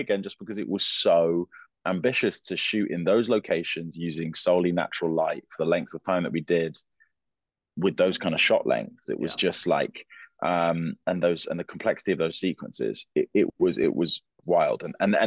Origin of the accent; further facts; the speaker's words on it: London, United Kingdom; I'm from London